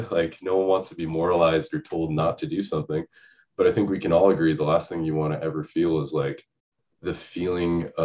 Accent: Seattle, Washington, United States; moved away as an adult; now in California, United States; when I was growing up, I'm from Seattle, Washington

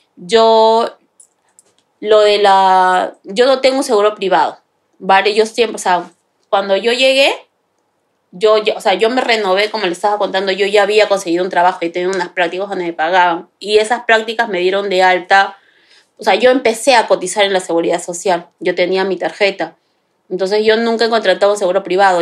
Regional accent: Lima, Peru; moved away as an adult; now in Madrid, Spain; De Perú. Exactamente, viví en Lima

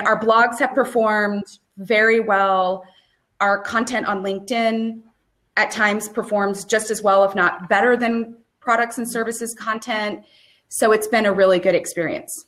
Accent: Central Texas, United States; also born or lived in Dallas, Texas; I'm originally from Central Texas.

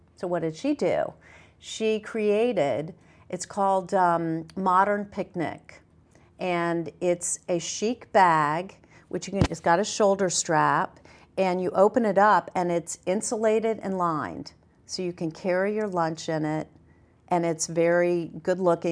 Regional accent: the South, United States; I grew up in the South

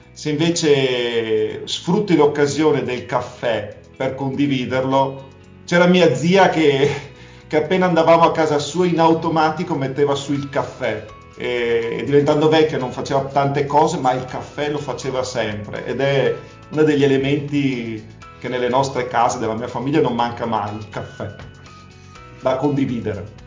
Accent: Verona, Veneto, Italy; moved away as an adult; now in Moniga del Garda, Italy; Io sono veronese, veneto

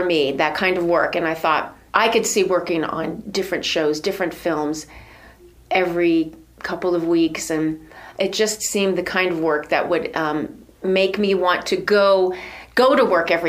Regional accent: Avon Lake, Ohio, United States; also born or lived in West Virginia; I was from Little Avon Lake, Ohio, a little sixth grader

